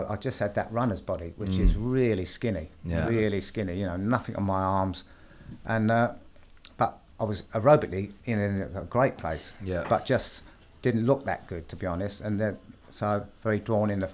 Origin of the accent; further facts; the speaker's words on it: London, United Kingdom; I grew up in South London